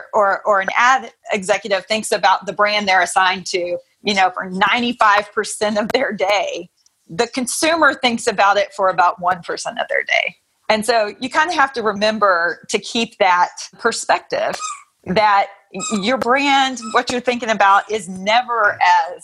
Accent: Texas, United States; also born or lived in Philadelphia area; I grew up here in Texas, went to school in Texas, and then ended up moving to the East Coast and working in the Philadelphia area for a while as a Texan

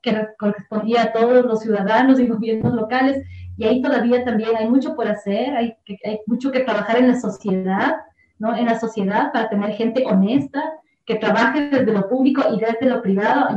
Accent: Quito, Pichincha, Ecuador; Yo soy de la parroquia de Nayón, vivo en Quito, o sea, del cantón Quito, y soy de la provincia de Pichincha y además soy del, ecuatoriana

